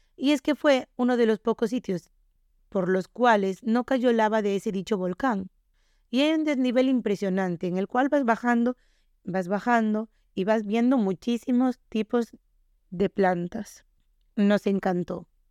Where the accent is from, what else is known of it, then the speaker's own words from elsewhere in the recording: Galicia, Spain; nosotros somos de Galicia